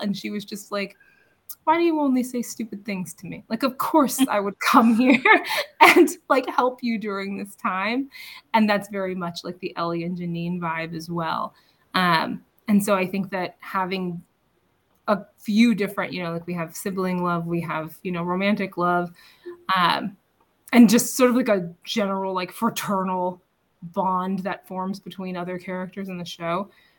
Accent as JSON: {"language": "English", "region": "Illinois", "country": "United States", "said": "I'm from Illinois, so I relate to you spiritually."}